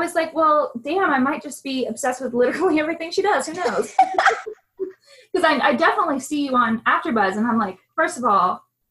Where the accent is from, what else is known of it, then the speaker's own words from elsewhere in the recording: Ellenwood, Georgia, United States; also born or lived in Flint, Michigan; now in Atlanta, United States; I was born in Flint, Michigan. {S0} Okay. {S1} And, but I wasn't raised there. I was raised in a city just south of here, Ellenwood, Georgia.